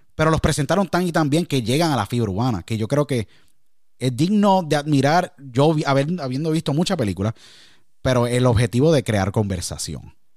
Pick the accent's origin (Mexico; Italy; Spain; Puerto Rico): Puerto Rico; Yo siendo puertorriqueño